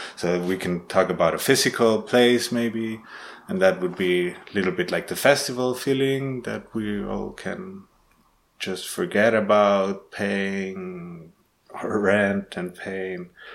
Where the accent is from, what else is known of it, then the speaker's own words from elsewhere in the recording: Guatemala; now in Heidelberg, Germany; I was born in Guatemala. I'm living in Heidelberg at the moment